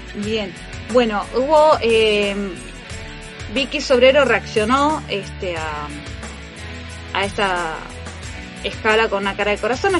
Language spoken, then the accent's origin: Spanish; Argentina; Seguimos siendo argentinos